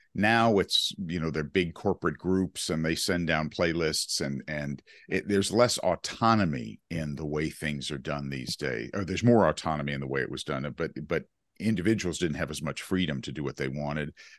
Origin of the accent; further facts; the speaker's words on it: Chapel Hill, North Carolina, United States; Chapel Hill, North Carolina, my hometown where I grew up